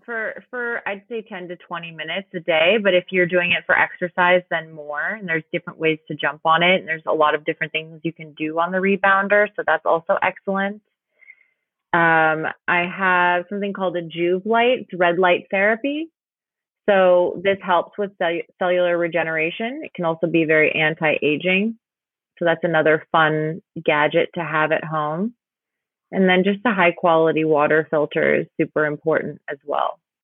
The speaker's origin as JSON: {"language": "English", "town": "Los Angeles", "region": "California", "country": "United States", "tie": "born or raised there", "also_born_or_lived": "New York / Austin, Texas", "moved": "as an adult", "said": "I was born in New York, raised in Los Angeles, and then in New York for 10 years"}